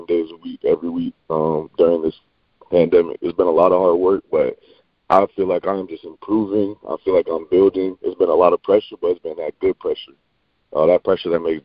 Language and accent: English; Davenport, Florida, United States; also born or lived in Maine; I grew up in Orlando, Florida, or the Orlando, Florida area. Specifically, I'm from Davenport, Florida, which is a suburb